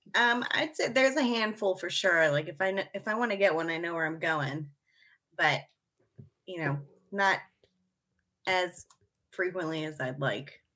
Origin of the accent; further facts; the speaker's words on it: Mechanicsburg, Pennsylvania, United States; I grew up in Mechanicsburg